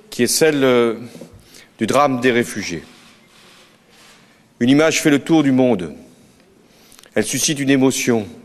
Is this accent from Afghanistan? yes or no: yes; Afghanistan